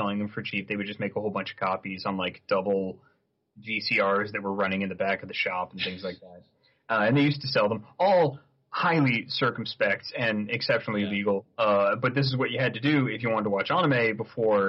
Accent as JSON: {"language": "English", "town": "Saratoga Springs", "region": "New York", "country": "United States", "tie": "born or raised there", "moved": "yes", "lives_now": "Vancouver, Canada", "said": "my hometown, Saratoga Springs, New York"}